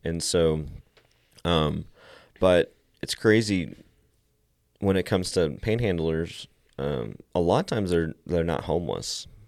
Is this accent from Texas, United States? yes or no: yes; Meadow, Texas, United States; also born or lived in Lubbock, Texas; I grew up around here for the most part my entire life.